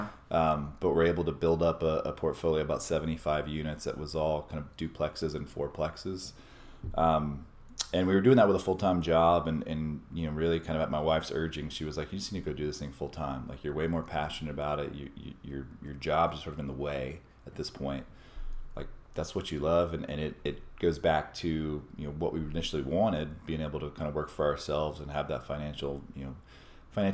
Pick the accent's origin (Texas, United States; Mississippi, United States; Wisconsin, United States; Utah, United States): Texas, United States; Austin; also born or lived in San Francisco / Minneapolis; I was born and raised in Austin, grew up here